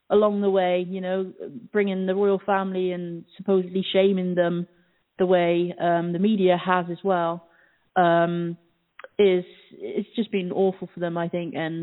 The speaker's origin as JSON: {"language": "English", "country": "United Kingdom", "tie": "born or raised there"}